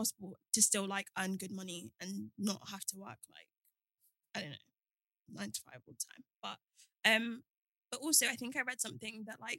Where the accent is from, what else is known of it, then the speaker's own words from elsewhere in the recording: Nigeria; especially being like Nigerian, it's like be a doctor, be a lawyer.